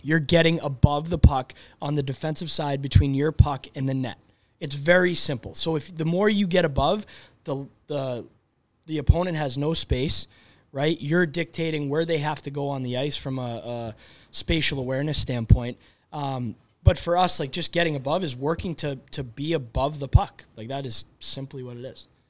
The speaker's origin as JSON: {"language": "English", "town": "Boston", "region": "Massachusetts", "country": "United States", "tie": "born or raised there", "said": "I grew up in Boston"}